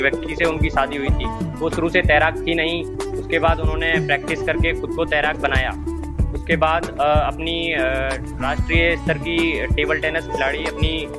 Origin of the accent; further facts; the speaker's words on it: Jaipur, Rajasthan, India; जयपुर का निवासी हूँ